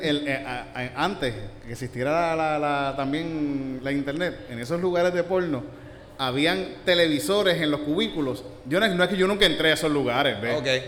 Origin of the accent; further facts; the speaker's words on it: Yauco, Puerto Rico; cuando era niño en la Shell. En la, en Yauco